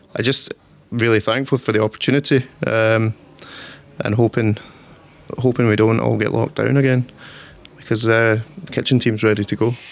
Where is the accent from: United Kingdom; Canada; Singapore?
United Kingdom; Torrance, Scotland; I'm from a wee village called Torrance. It's kind of countryside.